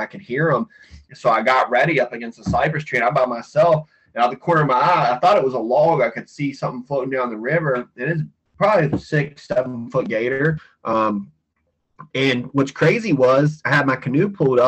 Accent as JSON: {"language": "English", "region": "Western Virginia", "country": "United States", "tie": "born or raised there", "moved": "yes", "lives_now": "Florida, United States", "said": "I grew up in Western Virginia, big bear hunting area, dog hunters for bears, all that stuff."}